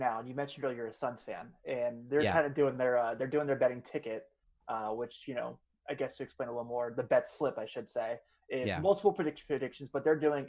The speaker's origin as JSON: {"language": "English", "town": "Cincinnati", "region": "Ohio", "country": "United States", "said": "I'm from Cincinnati."}